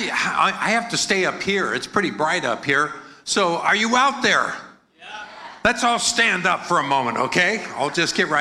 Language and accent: English; United States; accent: American; my American accent